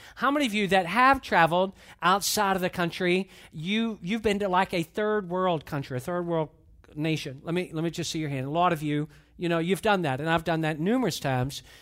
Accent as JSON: {"language": "English", "town": "Atlanta", "region": "Georgia", "country": "United States", "tie": "born or raised there", "said": "I grew up in Atlanta"}